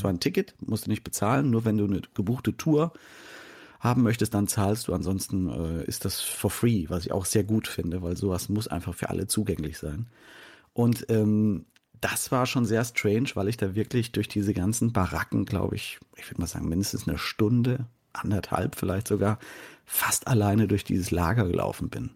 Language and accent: German; Germany; als Deutscher